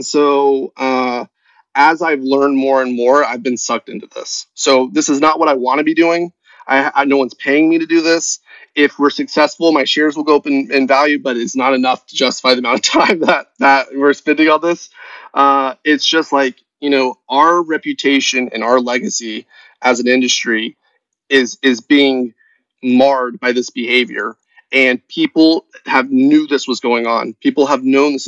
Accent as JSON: {"language": "English", "region": "Tennessee", "country": "United States", "said": "I'm a redneck from Tennessee"}